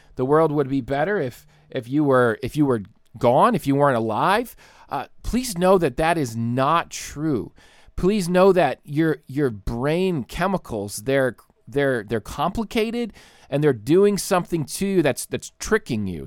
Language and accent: English; Troy, Ohio, United States; now in Michigan, United States; we're from Troy, Ohio, down near Dayton